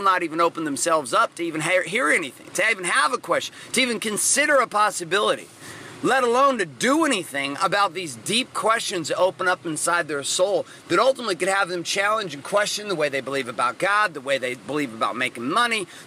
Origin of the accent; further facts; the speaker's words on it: Washington, United States; also born or lived in Central California; we moved from Central California up to Washington, for me to be able to pursue my passions in football.